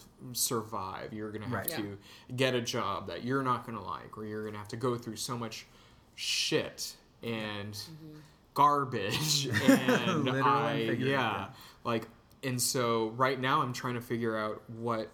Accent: San Antonio, Texas, United States; moved away as an adult; now in Chicago, United States; I'm from Texas. I'm from San Antonio

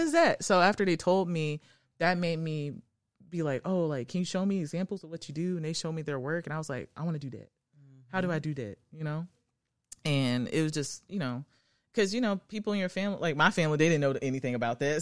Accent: Arlington, Tennessee, United States; I'm from the outskirts of Memphis. Um, I grew up in Arlington

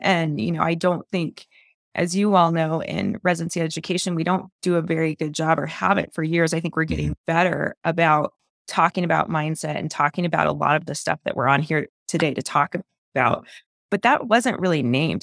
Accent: Phoenix, Arizona, United States; moved away as an adult; also born or lived in Clemson, South Carolina / Stanford, California; now in Park City, United States; I was born and raised in Phoenix, Arizona

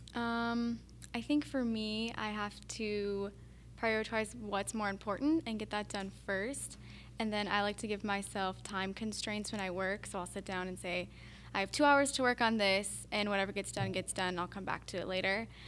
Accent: Montana, United States; moved away; I'm from Montana

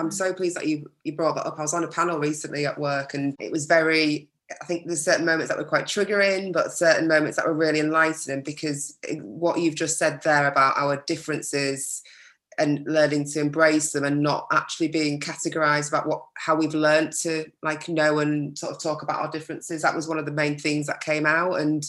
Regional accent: Yorkshire and the Humber, United Kingdom; because I am very Yorkshire

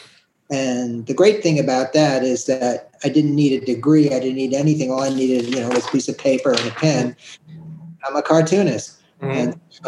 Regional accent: New York City, New York, United States; I grew up in the Upper West Side of Manhattan

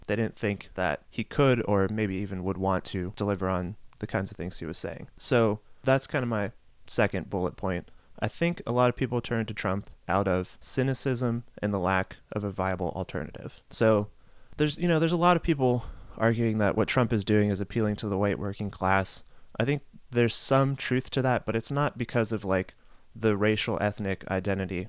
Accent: Youngstown, Ohio, United States; I'm from Youngstown, Ohio, and it's a Rust Belt city

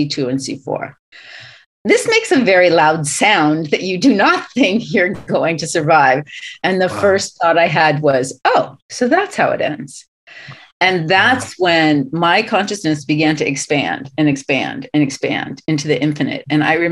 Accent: Southern California, United States; I'm from Southern California, born and raised

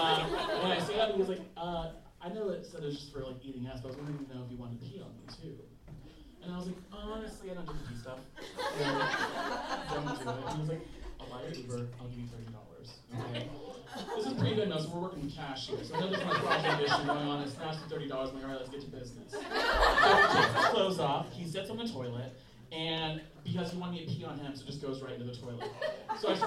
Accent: Kansas, United States; I'm from Kansas

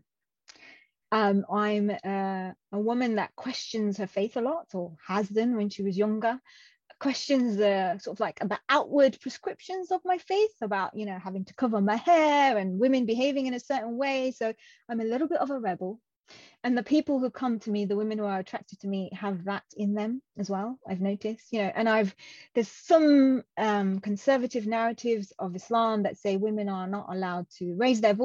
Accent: Coventry, West Midlands, United Kingdom; first language Punjabi; moved away as an adult; also born or lived in Pakistan; now in Birmingham, United Kingdom; I was born in a city called Coventry, which is about 40-minute

